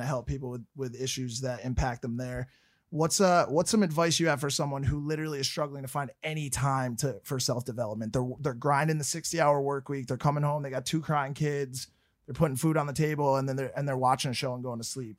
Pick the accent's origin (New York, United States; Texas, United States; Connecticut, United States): Connecticut, United States; I'm from Connecticut and in Fairfield County, it's a wealthy place